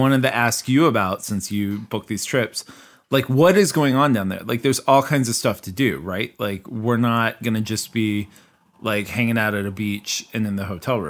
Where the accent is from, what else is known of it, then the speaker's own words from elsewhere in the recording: Kansas, United States; Because I'm from Kansas.